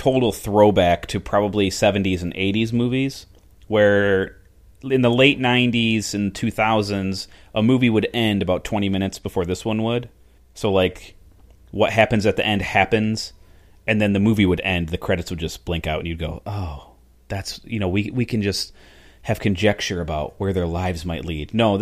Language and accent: English; United States; I'm American